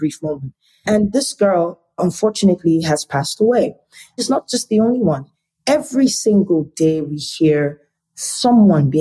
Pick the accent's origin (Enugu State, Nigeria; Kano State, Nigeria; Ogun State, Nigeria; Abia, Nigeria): Enugu State, Nigeria; also born or lived in Warri, Delta State, Nigeria; I'm from Enugu State, which is in the eastern part of Nigeria. But I was born in Delta State, Warri to be precise, which is in the south region of Nigeria